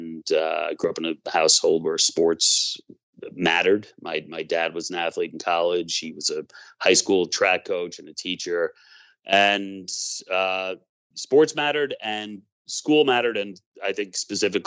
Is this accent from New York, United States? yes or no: yes; Long Island, New York, United States; I grew up on Long Island